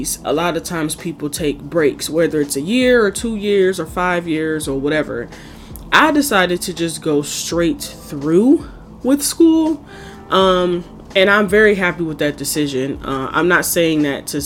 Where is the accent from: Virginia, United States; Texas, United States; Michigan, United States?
Michigan, United States; Detroit; moved away as an adult; now in Chicago, United States; I am from Detroit, Michigan, born and raised on the east side